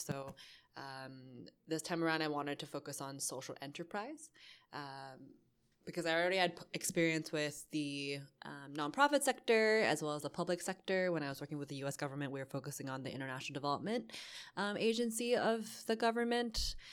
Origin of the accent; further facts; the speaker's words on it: Boston, Massachusetts, United States; moved away as an adult; also born or lived in New York; now in Hong Kong; I was born in Boston